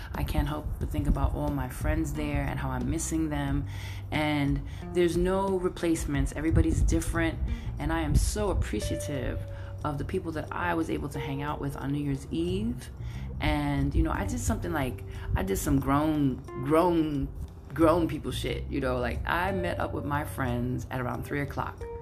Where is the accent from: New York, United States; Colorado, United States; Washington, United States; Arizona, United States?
New York, United States; New York City; now in San Francisco, United States; I'm Brooklyn all day, all day, all day, all day.